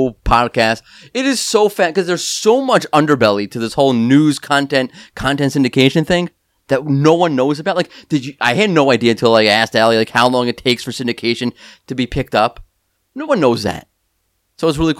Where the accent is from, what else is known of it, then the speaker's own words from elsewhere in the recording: New York, United States; I'm from New York.